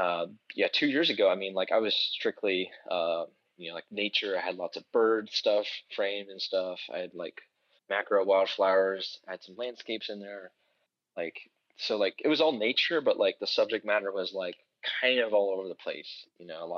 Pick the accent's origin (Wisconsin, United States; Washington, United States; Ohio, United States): Ohio, United States; Beavercreek; my hometown, Beaver Creek, here in Ohio